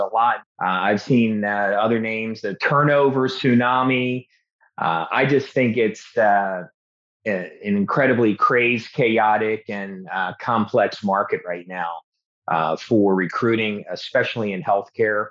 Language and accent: English; Baltimore, Maryland, United States; I'm from Baltimore originally, so I'm a Baltimore Raven fan